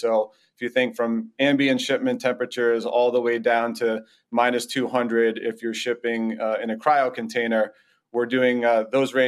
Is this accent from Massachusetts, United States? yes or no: yes; Boston, Massachusetts, United States; I'm born and raised in the Boston area